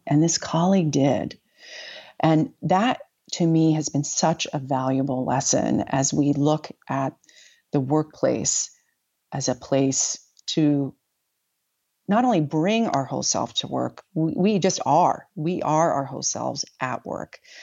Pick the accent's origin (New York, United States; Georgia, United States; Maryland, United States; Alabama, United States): New York, United States; also born or lived in West Africa; as a New Yorker